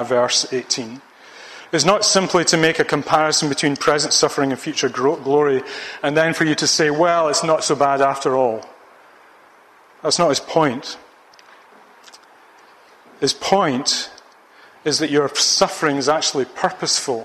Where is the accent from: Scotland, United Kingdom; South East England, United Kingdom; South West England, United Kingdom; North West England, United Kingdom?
Scotland, United Kingdom; Ayr; the football team of my hometown, Ayr United